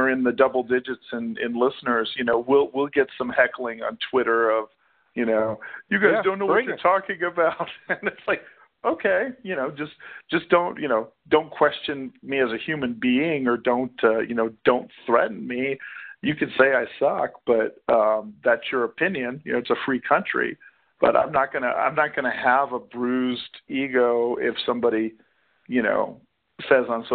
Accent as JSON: {"language": "English", "town": "Corpus Christi", "region": "Texas", "country": "United States", "tie": "born or raised there", "also_born_or_lived": "Houston, Texas", "moved": "yes", "said": "I grew up in Corpus Christi in Houston."}